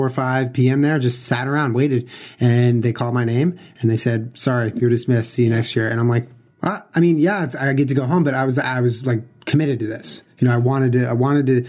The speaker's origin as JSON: {"language": "English", "region": "California", "country": "United States", "tie": "born or raised there", "said": "I grew up in California"}